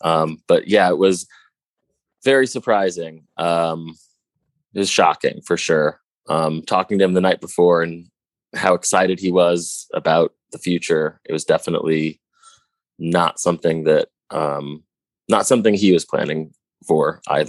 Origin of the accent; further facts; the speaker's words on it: St. Louis, Missouri, United States; When I moved here, I thought I was really good because I came from St. Louis, which is a very small music scene.